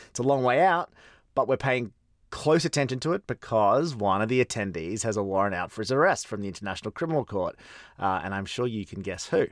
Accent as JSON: {"language": "English", "country": "Australia", "moved": "yes", "said": "Anthony Albanese, my home country's prime minister"}